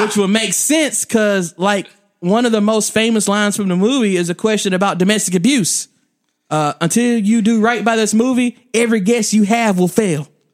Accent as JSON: {"language": "English", "region": "the South", "country": "United States", "said": "I'm from the South"}